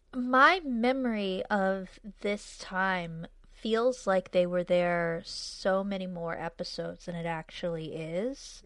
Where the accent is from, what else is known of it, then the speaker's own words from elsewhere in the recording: New England, United States; moved away; also born or lived in Arizona / California; I'm from New England, but I lived in Arizona for twelve years, and I lived in California for six years after